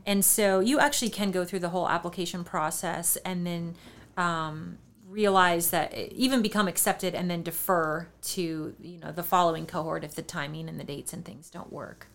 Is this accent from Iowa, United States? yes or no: yes; New Hampton, Iowa, United States; moved away; I grew up in New Hampton